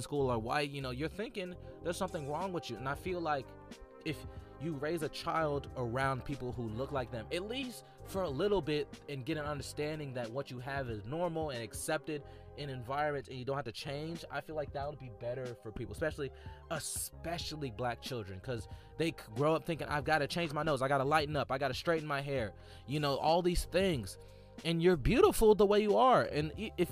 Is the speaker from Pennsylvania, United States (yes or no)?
no; Atlanta, Georgia, United States; I was raised in Atlanta, a predominantly black environment